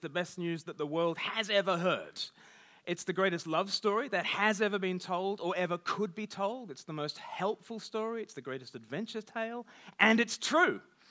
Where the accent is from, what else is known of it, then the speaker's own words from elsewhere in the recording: Australia; accent: half Australian, half English; now in United Kingdom; But I grew up in Australia. I've lived half my life in the UK, give or take the odd deportation, but mainly.